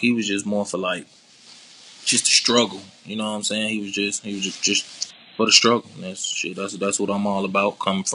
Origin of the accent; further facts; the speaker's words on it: Decatur, Georgia, United States; also born or lived in Zone 3, Atlanta, Georgia; I'm from Decatur, man. East side of Atlanta